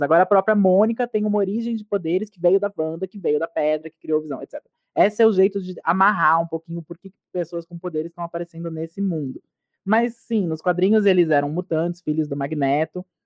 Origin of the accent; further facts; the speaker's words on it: Brazil; nós brasileiros que assistimos muitas séries americanas